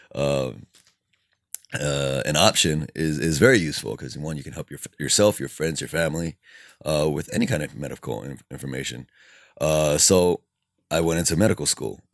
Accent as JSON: {"language": "English", "town": "Alhambra", "region": "California", "country": "United States", "tie": "born or raised there", "also_born_or_lived": "Bellflower", "said": "I think I was born in Bellflower, but then moved when I was two years old to Alhambra, and I have resided there ever since."}